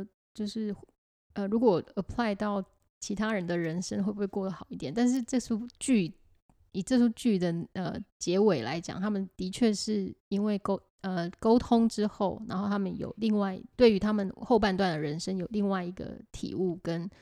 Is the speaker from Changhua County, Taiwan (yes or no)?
yes; Changhua, Changhua County, Taiwan; 我来自彰化，彰化很多这种，很多这种这种性别脚本的状况